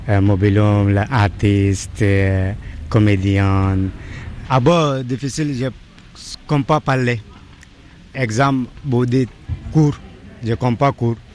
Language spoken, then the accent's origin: French; Bangladesh; French is a second language; moved away as an adult; now in Paris, France; je viens de Bangladesh. Je, veux, je viens en France 2011 euh, je ne parle pas français.